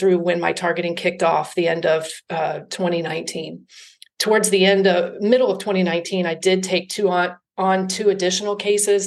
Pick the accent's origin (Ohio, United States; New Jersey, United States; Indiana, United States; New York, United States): Ohio, United States; Cincinnati; moved away as an adult; also born or lived in Atlanta, Georgia / Denver, Colorado / Culver City, California; So I was born and raised in Cincinnati. I lived in Cincinnati until I was 20, and at which time I moved to Atlanta, Georgia